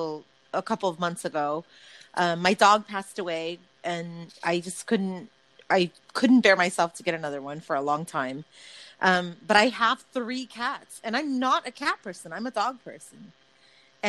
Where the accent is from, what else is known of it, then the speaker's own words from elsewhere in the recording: California, United States; moved away; I'm from California